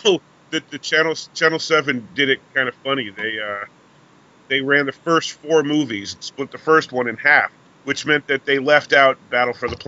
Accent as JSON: {"language": "English", "region": "New York", "country": "United States", "said": "I'm from New York, and when I grew up watching what was called the 4:30 movie."}